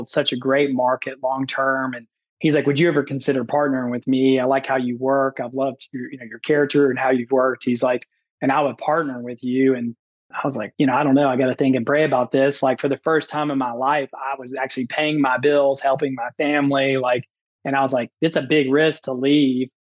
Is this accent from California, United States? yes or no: no; Memphis, Tennessee, United States; now in Nashville, United States; I grew up in Memphis, Tennessee, on literally the wrong side of the tracks.